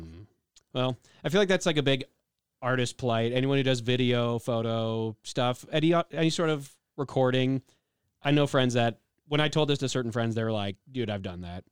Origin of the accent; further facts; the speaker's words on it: Illinois, United States; I'm from Illinois